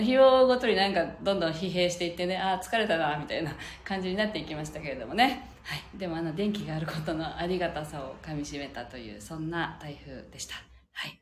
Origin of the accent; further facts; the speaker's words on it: Okinawa, Japan; 私たち沖縄で育った人間は